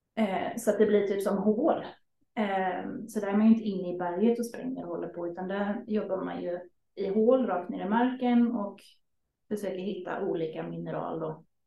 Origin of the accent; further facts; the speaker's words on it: Sweden; som liten svensk